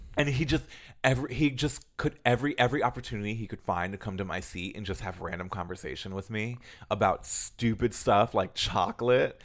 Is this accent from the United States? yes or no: yes; United States; we're all American